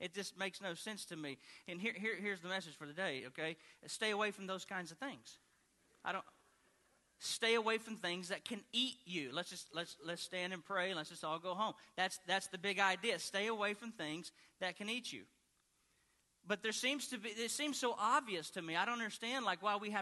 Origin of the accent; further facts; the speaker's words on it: Arkansas, United States; where I grew up in Arkansas